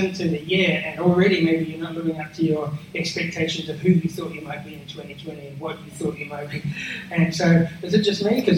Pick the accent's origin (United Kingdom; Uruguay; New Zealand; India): New Zealand; now in Australia; I'm a Kiwi